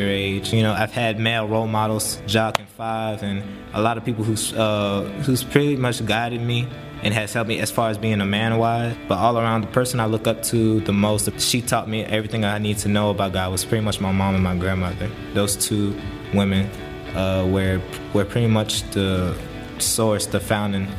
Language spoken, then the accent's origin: English; Jennings, Louisiana, United States; born and raised in Jennings, Louisiana